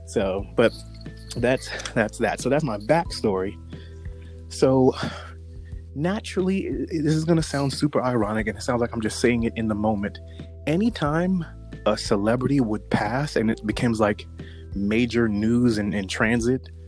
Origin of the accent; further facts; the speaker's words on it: New York, United States; I grew up in New York